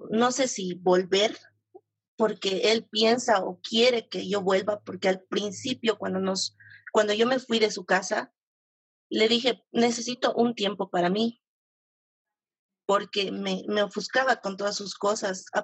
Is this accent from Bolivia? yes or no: yes; La Paz, Bolivia; De La Paz.